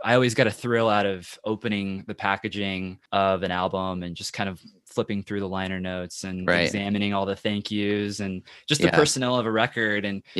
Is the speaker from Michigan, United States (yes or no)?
no; Kansas City, Missouri, United States; I'm from Kansas City, so we've got all the seasons here.